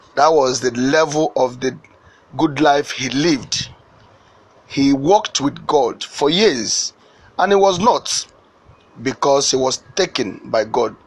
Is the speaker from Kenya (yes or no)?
no; Ebonyi, Nigeria; also born or lived in Ohaozara; now in Lagos, Nigeria; I was born in Nigeria.